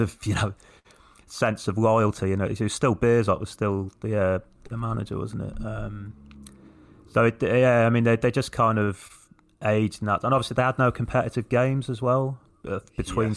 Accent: England, United Kingdom; as English people

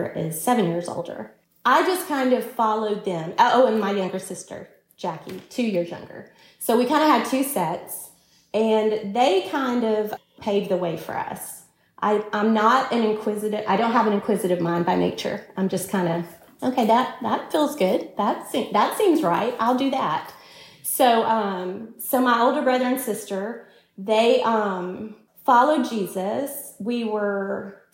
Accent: Alabama, United States; now in Texas, United States; we're originally from Alabama

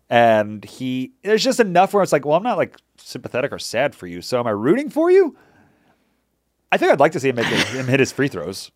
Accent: New York, United States; I'm from New York

